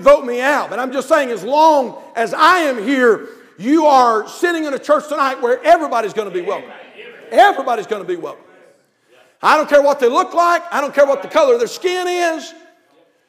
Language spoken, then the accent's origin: English; North Carolina, United States; moved away; We're from North Carolina